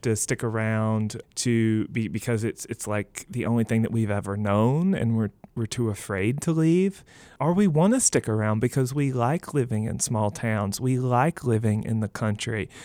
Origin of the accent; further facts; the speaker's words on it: Mississippi, United States; now in Ohio, United States; I'm originally from Mississippi.